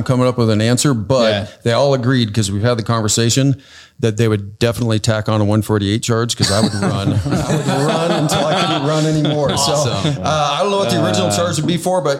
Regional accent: California, United States; I grew up here in California.

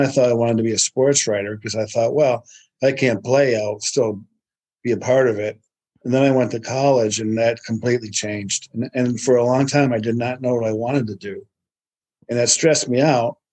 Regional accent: New York, United States; I'm from New York

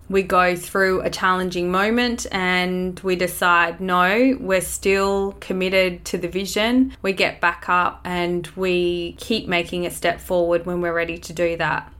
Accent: Australia; Growing up in Australia, disconnected from my country and being immersed in my culture

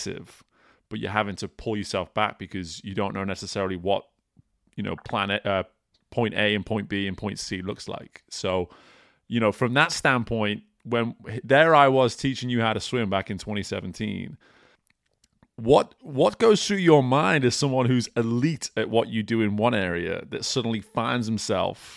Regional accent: United Kingdom; moved away as an adult; as a British man that's been out of the UK for almost two decades at this point

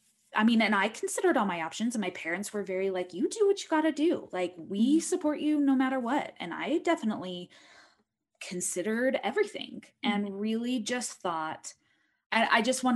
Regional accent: Utah, United States; I was raised in Utah County, Utah, raised very conservative LDS Mormon family.

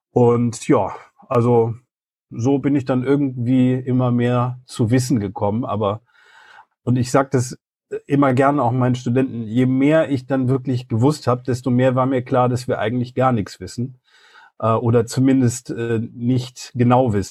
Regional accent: Solingen, North Rhine-Westphalia, Germany; in ein Fitnessstudio in Solingen, in meinem Heimat, äh, in meiner Heimatstadt, eingelatscht

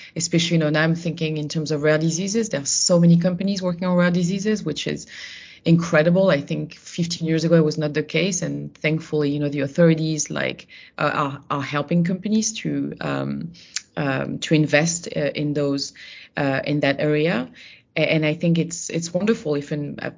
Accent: Burgundy, Bourgogne-Franche-Comté, France; I'm originally from Burgundy. So, you know, when I was younger, I was going to every, you know, sort of fall before, you know, going to university, I was doing the grape harvest regularly

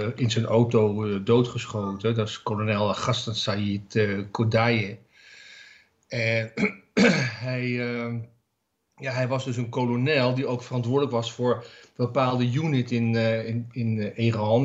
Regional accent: Netherlands

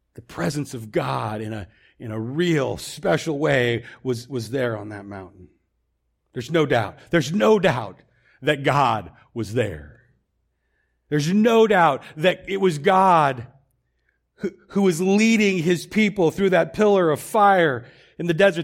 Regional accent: Woodland, United States; I grew up in Woodland. I'm from here. I went to school here.

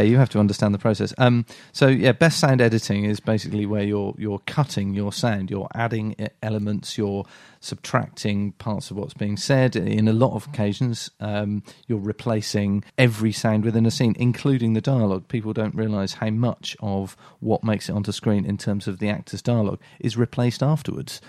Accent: Salisbury, South West England, United Kingdom; we're from Salisbury

